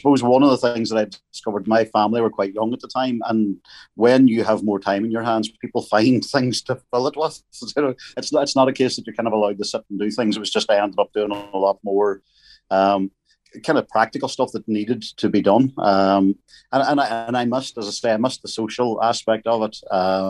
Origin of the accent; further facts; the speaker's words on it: Northern Ireland, United Kingdom; growing up in Northern Ireland at that time